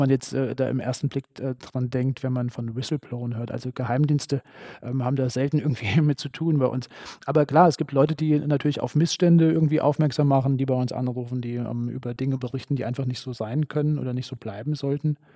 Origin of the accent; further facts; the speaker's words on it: Heuchelheim, Hesse, Germany; also born or lived in Gießen; Ich bin in Heuchelheim aufgewachsen, in Gießen geboren, aber dann auch ziemlich bald in Gießen in die Schule gegangen und lebe jetzt auch ähm, schon eine ganze Weile in der Stadt. Also ich bezeichne mich gern als Gießner.